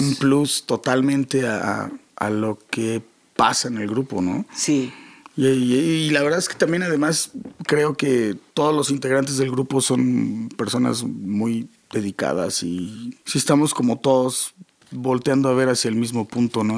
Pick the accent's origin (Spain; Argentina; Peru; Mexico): Mexico; Rosarito, Baja California; also born or lived in Toluca, Mexico / Tijuana, Mexico; yo nací en Toluca, pero yo crecí en Tijuana. En Rosarito, ah. más bien, en Baja California Norte